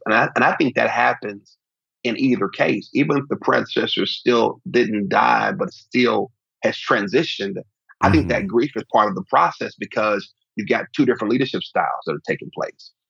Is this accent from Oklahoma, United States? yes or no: yes; Oklahoma City, Oklahoma, United States; now in Dallas, United States; I grew up in Oklahoma City